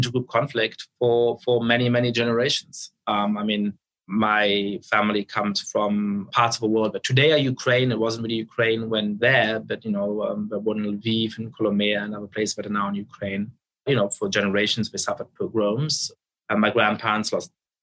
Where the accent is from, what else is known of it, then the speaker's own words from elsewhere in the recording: Munich, Bavaria, Germany; now in United States; I was growing up in Munich in the center of town